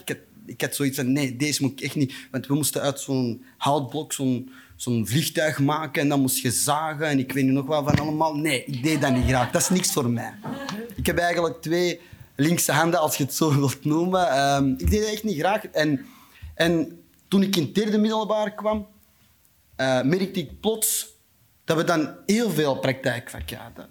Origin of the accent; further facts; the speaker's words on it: Antwerp, Flanders, Belgium; also born or lived in Beringen, Limburg, Belgium; ik ben in Beringen geboren